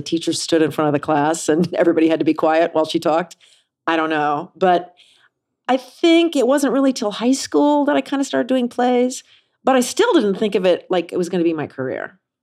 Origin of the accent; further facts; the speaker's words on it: Kansas City, United States; I grew up in Kansas City.